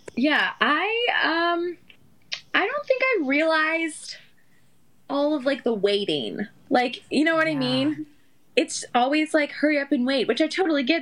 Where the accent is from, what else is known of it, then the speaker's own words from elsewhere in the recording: Western Maryland, United States; moved away as an adult; also born or lived in West Virginia / New York; I grew up in Maryland okay. my whole life. Small, very, very, very small town in Western Maryland.